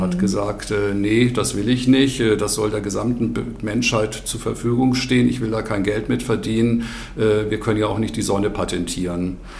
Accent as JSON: {"language": "German", "country": "Germany", "said": "bei uns in Deutschland"}